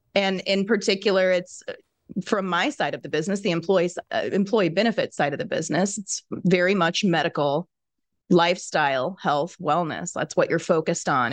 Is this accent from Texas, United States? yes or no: no; Kansas, United States; moved away as an adult; now in Chicago, United States; I had moved to Chicago from my home state of Kansas